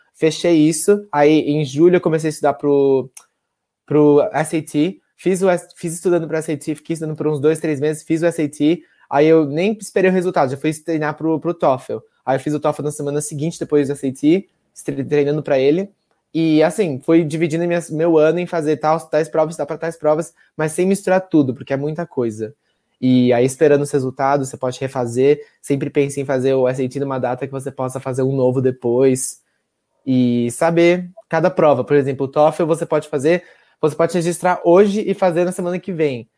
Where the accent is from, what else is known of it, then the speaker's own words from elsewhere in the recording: Cotia, São Paulo, Brazil; also born or lived in Ann Arbor, Michigan; sou de São Paulo, Cotia, São Paulo.